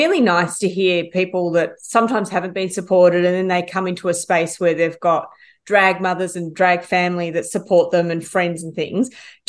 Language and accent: English; Ballarat, Victoria, Australia; she's from my hometown.